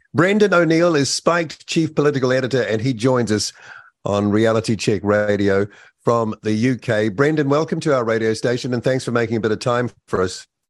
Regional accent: New Zealand; as a New Zealander

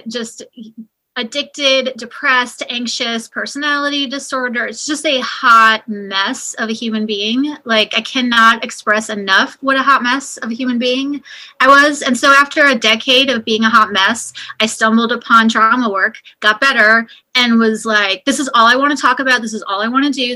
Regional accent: New York, United States; moved away as an adult; also born or lived in the South / California / Arizona; now in Kansas City, United States; I was born and raised in New York

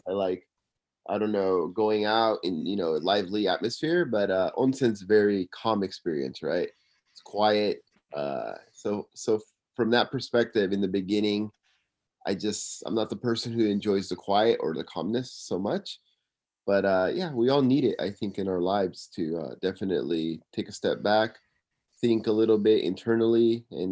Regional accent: Simi Valley, California, United States; now in Tokyo, Japan; I'm living in Tokyo, Japan, and I'm from Simi Valley, California

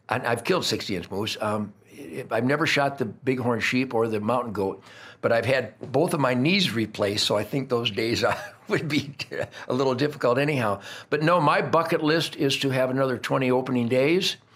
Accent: Fryburg, Pennsylvania, United States; yes, well, I was raised hunting groundhogs in Fryburg, Pennsylvania.

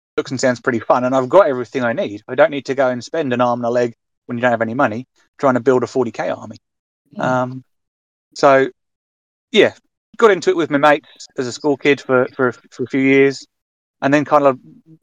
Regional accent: Maidstone, South East England, United Kingdom; moved away as an adult; also born or lived in Western Australia; I'm from Maidstone, but I've lived in Western Australia for the past 5 years or so

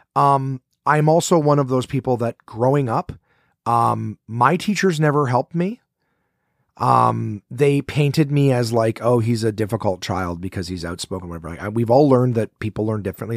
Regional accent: Ottawa, Ontario, Canada; from Ottawa, my hometown where I am sitting right now

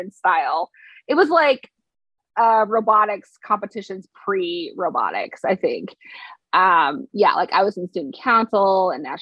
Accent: Wyoming, United States; people ask me where I'm from, I always say I'm from Wyoming.

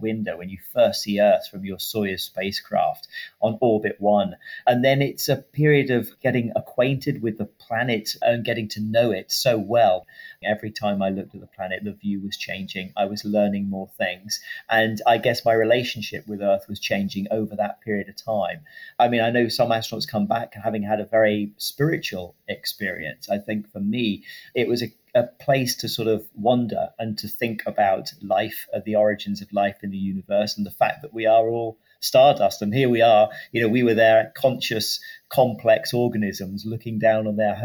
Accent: United Kingdom; I'm a British astronaut working for the European Space Agency

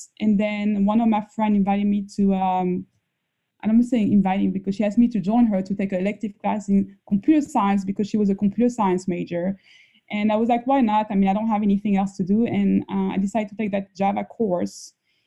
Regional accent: Paris, Île-de-France, France; moved away as an adult; now in United States; the first 19 years, I was raised in Paris, France.

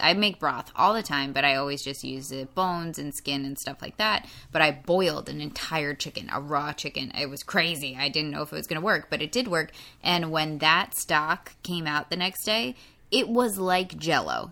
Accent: New York, United States; I'm from New York

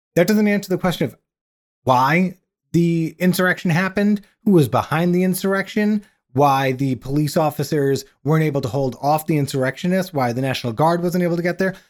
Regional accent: United States

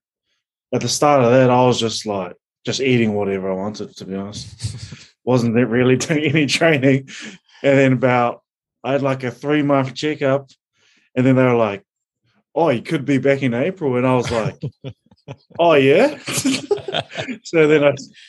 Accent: East Coast, Gisborne, New Zealand; moved away as an adult; now in Wellington, New Zealand; I was actually brought up in Rotorua up in the East Coast, spent all my childhood, all my family still up there, spent most of it on the farm

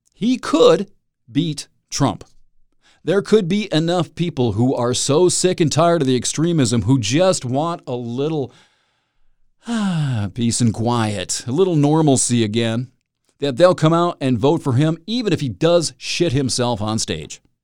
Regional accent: Michigan, United States; moved away as an adult; I am in Michigan, proud Michigander. Born and bred here, took off for about fourteen years, now I'm back

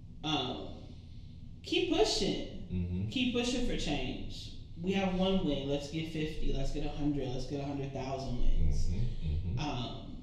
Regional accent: United States; as American people

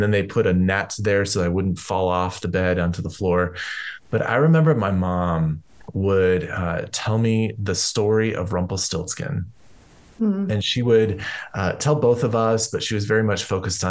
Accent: Colorado, United States; I grew up here in Colorado

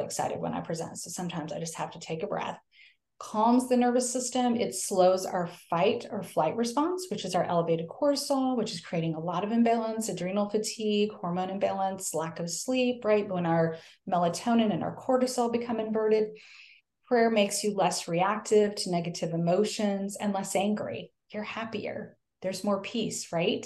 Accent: the North, United States; now in the South, United States; I live in the South now. I'm from the North

